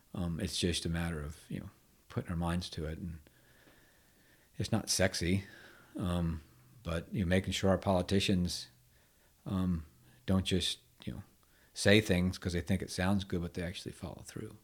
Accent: United States; growing up in Chesapeake Bay Area, Bay Area in the '70s

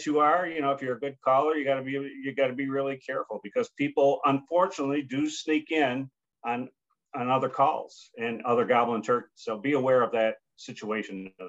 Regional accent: United States; also born or lived in New York / Pennsylvania; growing up in New York and Pennsylvania

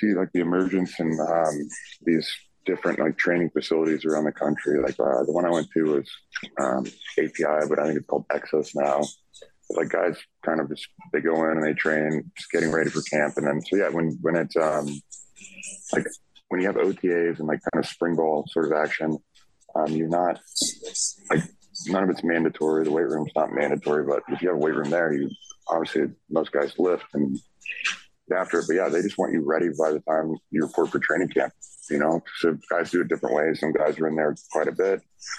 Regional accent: Kansas City, Missouri, United States; You know, I grew up in Kansas City. I grew up just a massive Chiefs fan.

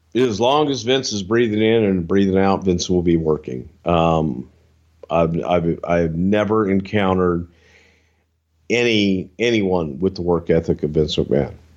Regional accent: the South, United States; I'm from the South

